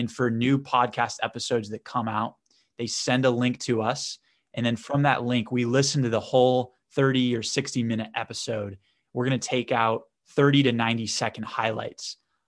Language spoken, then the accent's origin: English; Boston, Massachusetts, United States; I'm from the Northeast in America, in Boston. So I went to Babson College, which is also in the Northeast, right outside of Boston.